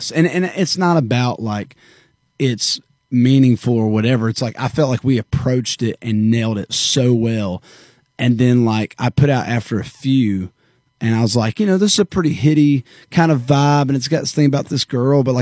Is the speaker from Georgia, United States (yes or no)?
yes; Warner Robins, Georgia, United States; now in Nashville, United States; Warner Robins, Georgia.